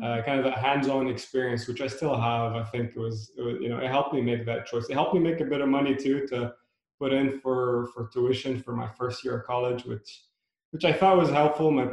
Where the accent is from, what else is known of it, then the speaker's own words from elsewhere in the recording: Beirut, Beirut Governorate, Lebanon; now in United States; I was born in Beirut during a decade of civil unrest.